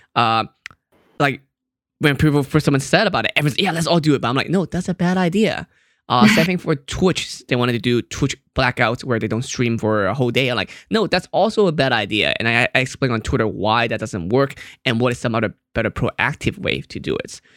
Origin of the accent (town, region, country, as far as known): Hong Kong; moved away; also born or lived in Fremont, California